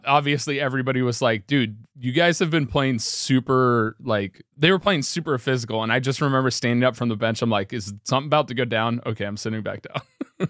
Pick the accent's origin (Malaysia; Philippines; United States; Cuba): United States; Milford; me and you never were really ingrained in the system throughout our entire youth growing up in the Milford system.